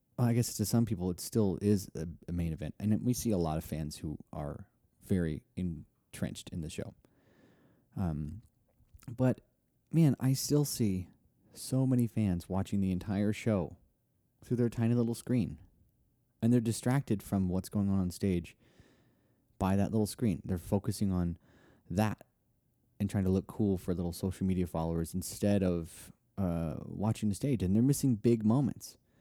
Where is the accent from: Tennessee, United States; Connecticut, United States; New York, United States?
Tennessee, United States; Nashville; Nashville, which is my hometown.